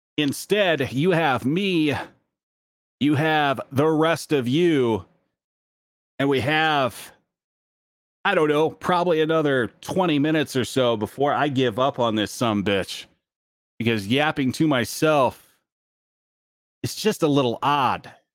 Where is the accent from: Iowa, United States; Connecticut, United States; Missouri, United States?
Iowa, United States; growing up in Iowa